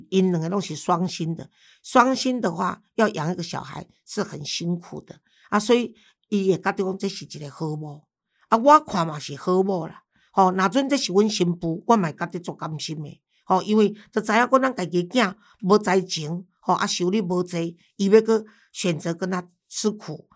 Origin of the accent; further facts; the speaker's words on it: Taiwan; 而且我们现在台湾就从中国流行过来的